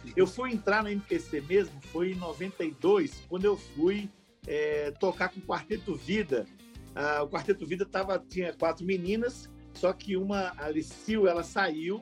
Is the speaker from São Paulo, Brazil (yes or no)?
no; Belo Horizonte, Minas Gerais, Brazil; nascido e criado em Belo Horizonte, sou de Belo Horizonte, moro em Belo Horizonte